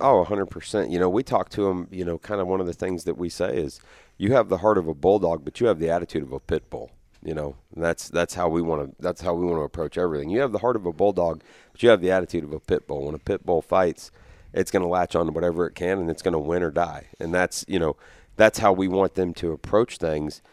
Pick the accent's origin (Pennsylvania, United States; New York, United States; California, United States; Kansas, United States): Kansas, United States; near Sterling; Sterling's a, you know, that's not very far from my hometown.